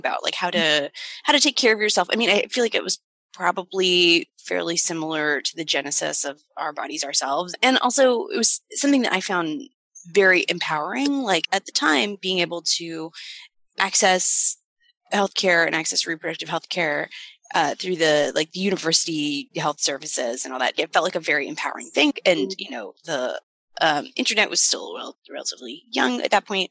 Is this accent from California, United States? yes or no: no; Austin, Texas, United States; I grew up in Texas, in Austin, but in suburbs of Austin that are in Williamson County